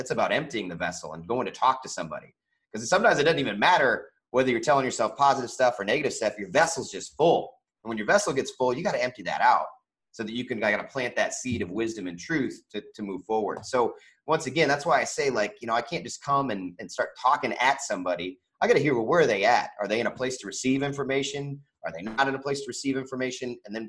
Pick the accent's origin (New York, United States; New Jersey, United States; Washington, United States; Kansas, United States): Kansas, United States; also born or lived in Indiana / California; I was born in Indiana, but lived in California, back to Indiana. We moved to Kansas when she met my stepdad and lived there for the majority of my you know, young adult life.